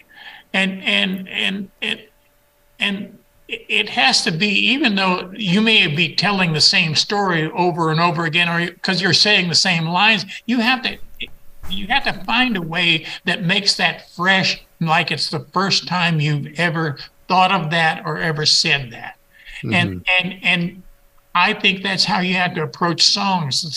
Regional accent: New Mexico, United States; I'm from New Mexico

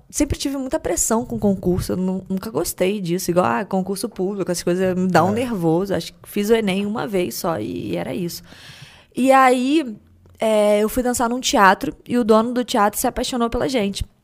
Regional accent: Rio de Janeiro, Brazil; Sou do Rio.

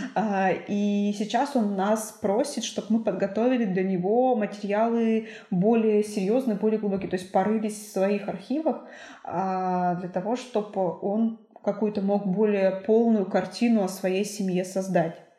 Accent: Suksunsky District, Perm Krai, Russia; now in Cherdyn, Russia; я родилась в Суксунском районе

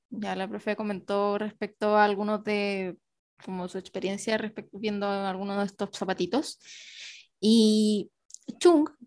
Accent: Chile

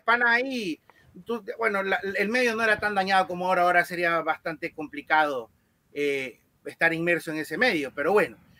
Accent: Guayaquil, Guayas, Ecuador; yo nací aquí en Guayaquil

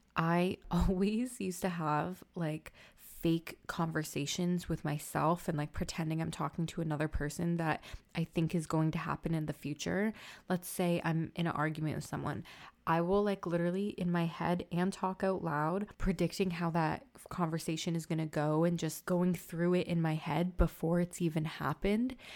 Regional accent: Toronto, Ontario, Canada; I'm from Toronto

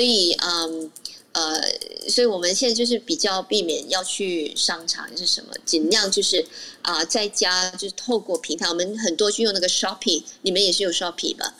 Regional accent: Malaysia; 当然我是马来西亚人

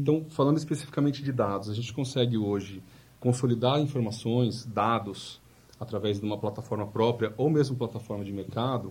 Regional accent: São Paulo, Brazil; also born or lived in Bragança Paulista; nasci lá, mas já fui pra São Paulo logo recém-nascido.

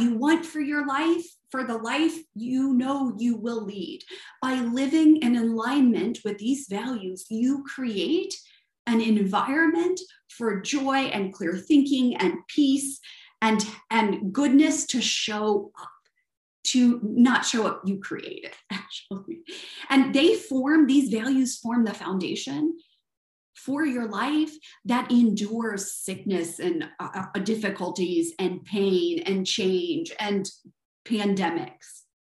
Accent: the South, United States; accent: Southern; It's either my Southern accent or my high-pitched accent, right?

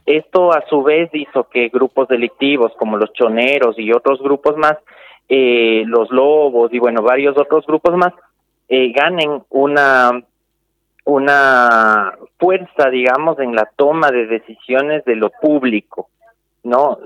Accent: Ecuador; now in Salta, Argentina; nosotros y nosotras como ecuatorianos

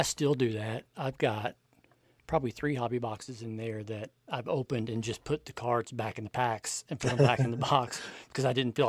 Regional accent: Central Kentucky, United States; Well, I'm from Central Kentucky

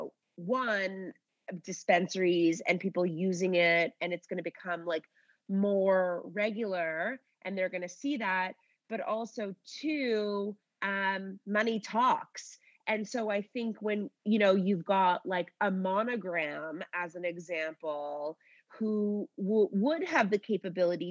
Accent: Canada; I'm Canadian

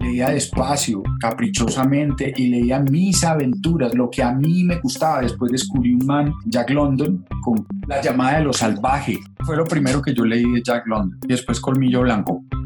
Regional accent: Paisa region, Antioquia, Colombia; also born or lived in Bogotá; yo soy paisa y está muy bien y me siento paisa

